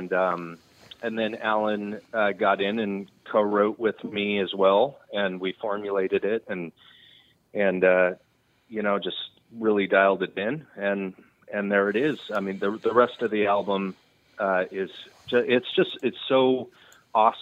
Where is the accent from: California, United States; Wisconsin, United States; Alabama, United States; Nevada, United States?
California, United States; Redding; also born or lived in Texas / Nashville; I grew up in Redding.